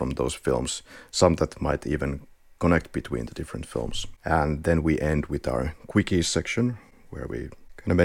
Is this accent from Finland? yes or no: yes; Finland; accent: Finnish rally accent; English is a second language; we are from Finland